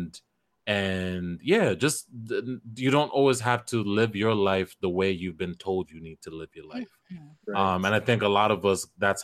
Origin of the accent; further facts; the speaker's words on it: Kenya; first language Kisii; English is a second language; in my mother tongue, I'm Kisi, I'm from Kenya